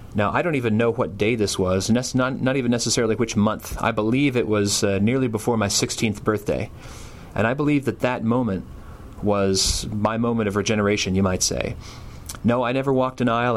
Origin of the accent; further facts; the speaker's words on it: Tulsa, Oklahoma, United States; I was born in 1977 in Tulsa, Oklahoma.